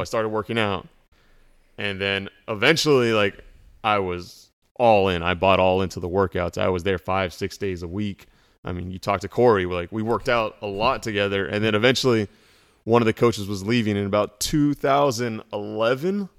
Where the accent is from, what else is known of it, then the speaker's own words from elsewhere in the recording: South Orange County, California, United States; I was from South Orange County